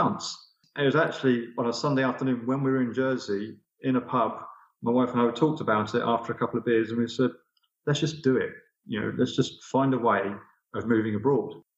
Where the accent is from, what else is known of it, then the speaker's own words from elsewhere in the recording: Essex, just outside Southend-on-Sea, East of England, United Kingdom; accent: home counties Essex accent; moved away as an adult; also born or lived in Aylesbury; now in Cascais, Portugal; I come originally from Essex, just outside Southend-on-Sea